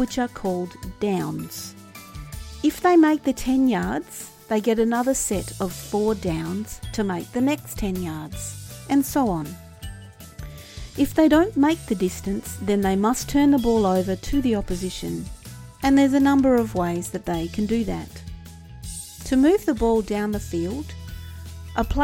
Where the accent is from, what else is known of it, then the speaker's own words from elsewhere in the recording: Australia; being an Australian